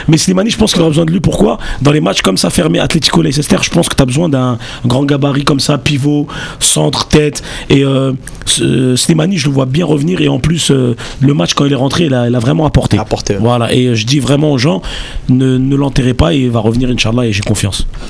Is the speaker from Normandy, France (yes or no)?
no; Bagnolet, Île-de-France, France; je suis de Bagnolet